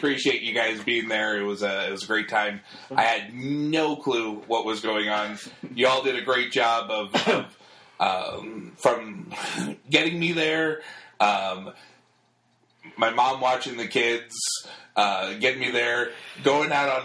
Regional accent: New York, United States; moved away; also born or lived in Florida / Colorado; I grew up in New York

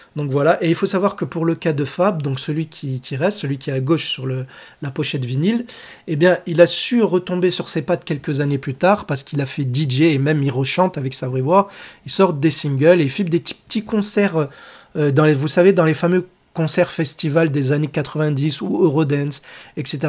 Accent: France; Chez nous en France

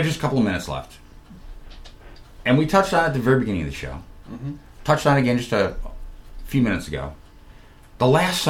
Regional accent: New York, United States; moved away as an adult; also born or lived in Toms River, New Jersey; now in Columbus, United States; I'm from New York

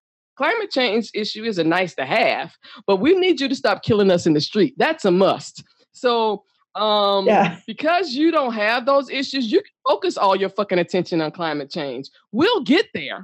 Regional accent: United States; I am a U.S. citizen. I'm a black

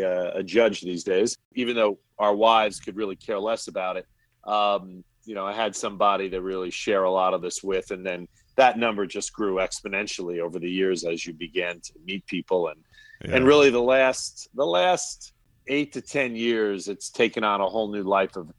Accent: Springfield, New Jersey, United States; I grew up in Springfield, New Jersey

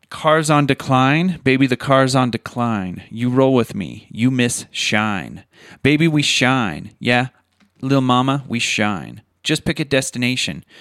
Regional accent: Utah, United States; we are from Utah

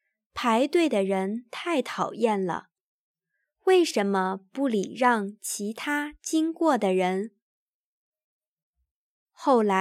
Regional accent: Göttingen, Lower Saxony, Germany; Chinese is a second language; also born or lived in Taiwan; 其实，我们德国人也是抱怨的世界冠军。听到了那些话，我才意识到我回国了。到了老家哥廷根的车站，我发现路人很少

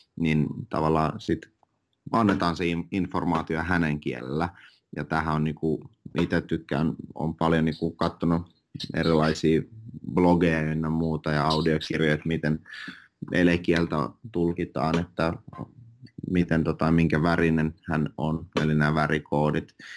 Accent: Finland; first language Finnish and Russian; also born or lived in Russia; mä olin viisivuotias, kun mä muutin Suomeen, että mä kaksi passia, äidin, äidinkielen suomi ja venäjä

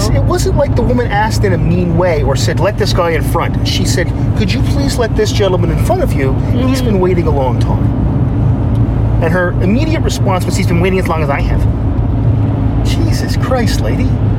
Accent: Canada; We're all Canadian.

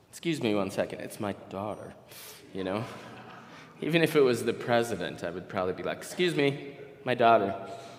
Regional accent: Minnesota, United States; maybe I'm from Minnesota

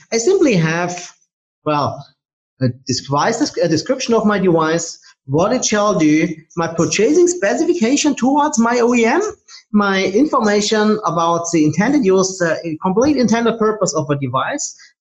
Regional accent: Germany; I'm from Germany.

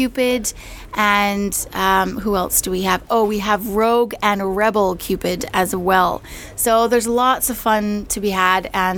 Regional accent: Calgary, Alberta, Canada; now in London, United Kingdom; I'm actually from Calgary.

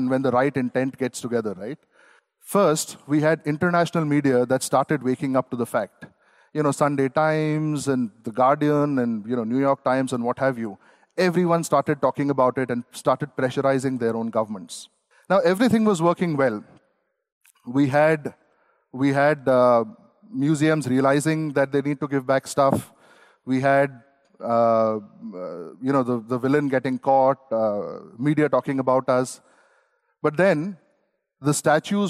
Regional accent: Singapore; also born or lived in India; I'm from Singapore

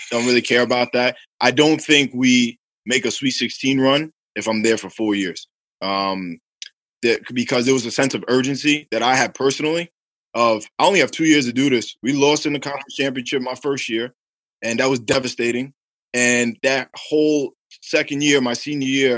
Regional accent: New York City, New York, United States; I'm from Staten Island

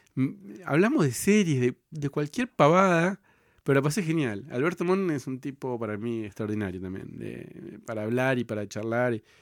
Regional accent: Cipolletti, Río Negro, Argentina; Yo soy de, de Río Negro, de Chipoletti

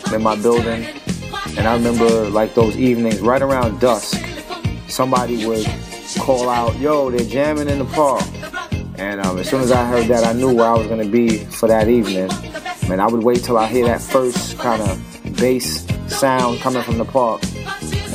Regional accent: New York City, New York, United States; Growing up in Brownsville, Brooklyn, in the projects

